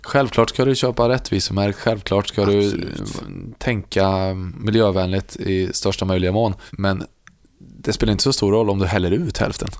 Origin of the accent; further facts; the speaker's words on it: Värmland, Sweden; jag är värmlänning